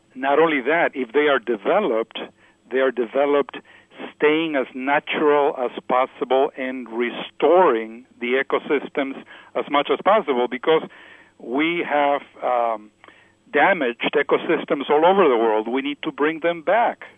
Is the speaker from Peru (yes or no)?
yes; Peru; I come from Peru, South America